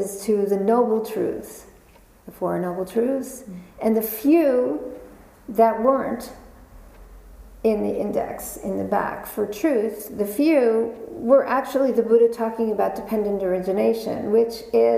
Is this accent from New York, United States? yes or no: yes; New York, United States; I was born and raised in New York